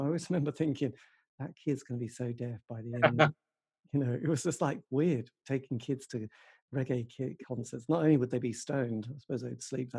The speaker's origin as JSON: {"language": "English", "town": "Norwich", "region": "East of England", "country": "United Kingdom", "said": "I'm from East Anglia, Norwich"}